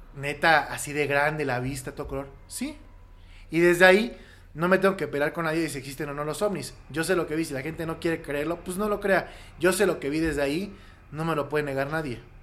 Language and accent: Spanish; Querétaro, Mexico; also born or lived in Mexico City; yo viví en Querétaro, bueno, yo nací en la Ciudad de México y a los siete años mis, papás me llevaron a vivir a Querétaro y estudié primaria, secundaria y prepa